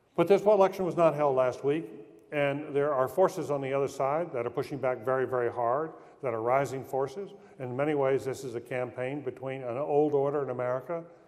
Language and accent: English; North Carolina, United States; I'm from North Carolina